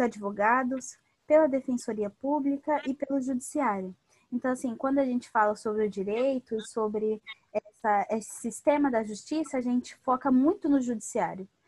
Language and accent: Portuguese; São Paulo, Brazil; moved away as an adult; now in Rio de Janeiro, Brazil; sou paulistana